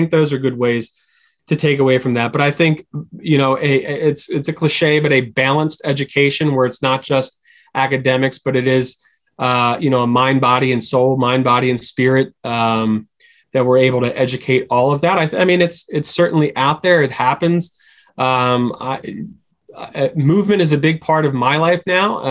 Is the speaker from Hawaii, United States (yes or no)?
no; Philadelphia, Pennsylvania, United States; I'm from Philadelphia